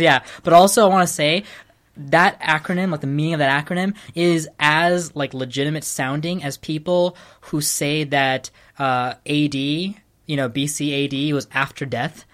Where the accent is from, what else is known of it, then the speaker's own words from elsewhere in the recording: California, United States; also born or lived in Sri Lanka; I identify being California